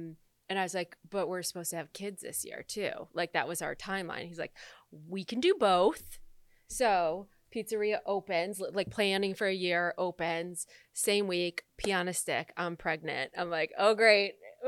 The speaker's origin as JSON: {"language": "English", "region": "Michigan", "country": "United States", "said": "I'm from Michigan."}